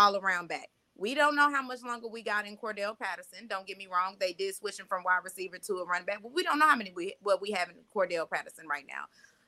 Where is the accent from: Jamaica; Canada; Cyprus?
Jamaica; Grew up military brat though. Most of my people come from Augusta, Georgia, but I am Jamaican at the same time.